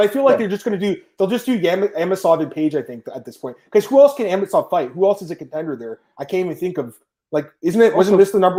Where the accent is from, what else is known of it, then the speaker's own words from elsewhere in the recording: Canada; I'm a Canadian fan.